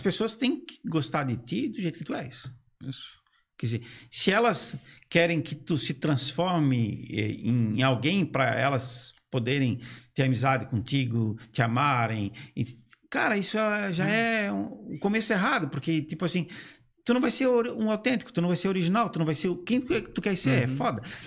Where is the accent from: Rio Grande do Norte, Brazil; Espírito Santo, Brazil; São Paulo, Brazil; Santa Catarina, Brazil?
Santa Catarina, Brazil; Brusque; also born or lived in Blumenau; já que eu sou natural de Brusque